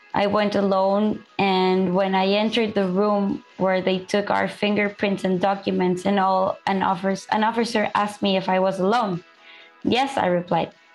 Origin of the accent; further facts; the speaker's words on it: El Salvador; moved away as an adult; now in Ciudad Juarez, Mexico; I came from El Salvador with, with my son